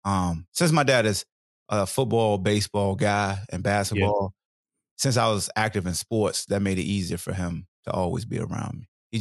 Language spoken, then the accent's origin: English; Newport News, Virginia, United States; also born or lived in Hampton, Virginia; So I'm originally from New Pernuz, Virginia.